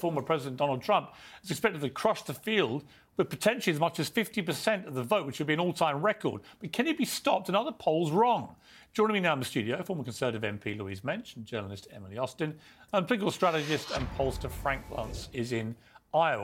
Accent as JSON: {"language": "English", "country": "United Kingdom", "said": "as a Brit from across the pond"}